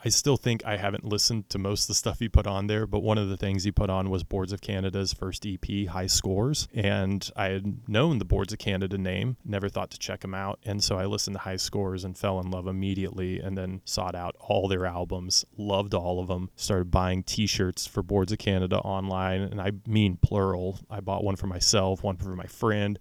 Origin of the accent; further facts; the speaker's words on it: Oklahoma City, Oklahoma, United States; I'm from Oklahoma City